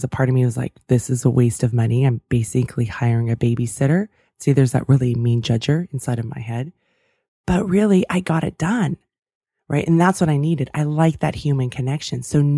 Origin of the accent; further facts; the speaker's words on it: California, United States; I grew up outside of San Francisco in the 49ers.